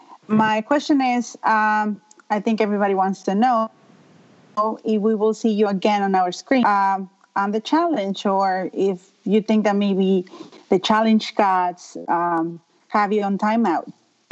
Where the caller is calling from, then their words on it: Long Island, New York, United States; I am calling from Barbie Bee's territory, Long Island, New York.